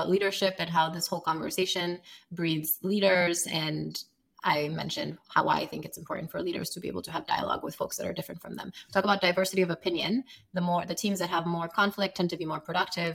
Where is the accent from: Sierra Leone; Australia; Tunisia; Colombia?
Sierra Leone; moved away as an adult; now in United States; I'm from Sierra Leone, West Africa